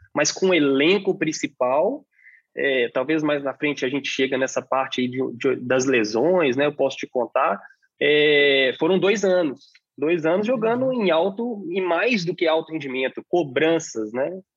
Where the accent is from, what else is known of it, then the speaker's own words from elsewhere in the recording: Belo Horizonte, Minas Gerais, Brazil; also born or lived in Portugal; Sou de Belo Horizonte. Sou de Belo Horizonte